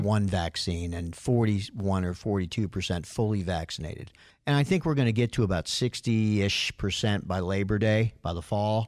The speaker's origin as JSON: {"language": "English", "region": "New York", "country": "United States", "tie": "born or raised there", "moved": "yes", "said": "when I grew up in New York, we used to go to Yankee games"}